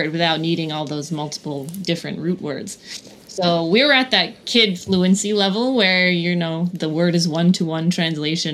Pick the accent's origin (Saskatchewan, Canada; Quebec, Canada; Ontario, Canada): Quebec, Canada; Kanesatake; my childhood growing up in Kanesatake